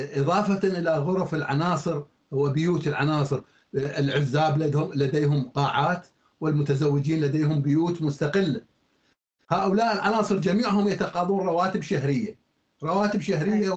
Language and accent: Arabic; Iraq; عندنا في العراق